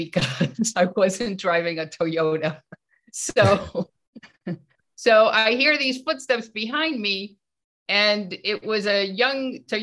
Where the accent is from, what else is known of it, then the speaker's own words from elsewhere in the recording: Venezuela; I was born in Venezuela, and my dad was a workaholic